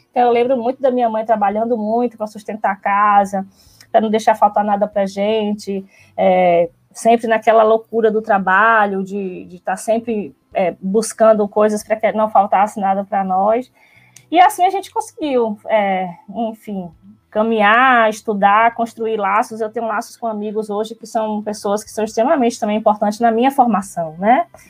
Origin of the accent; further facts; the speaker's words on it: Alagoinhas, Bahia, Brazil; eu sou, eu venho de Alagoinhas, sou da cidade do interior, aqui pertinho. Eu não sei dizer quilometragens, mas eu sei que é bem pertinho daqui, tipo uma hora e meia, mais ou menos. Eu nasci lá, em Alagoinhas